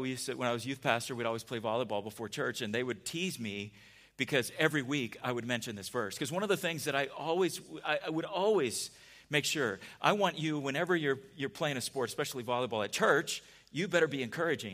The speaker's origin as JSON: {"language": "English", "town": "San Diego", "region": "California", "country": "United States", "tie": "born or raised there", "said": "We grew up in San Diego together."}